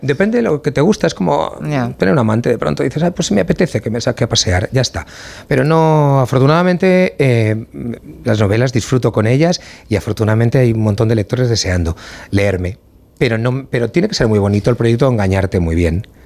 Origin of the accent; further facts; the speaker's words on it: Valencian Community, Spain; a mí como valenciano